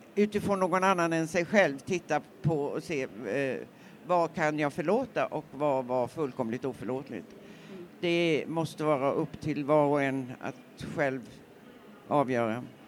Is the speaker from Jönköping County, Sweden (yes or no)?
yes; Nässjö, Jönköping County, Sweden; när jag växte upp i Nässjö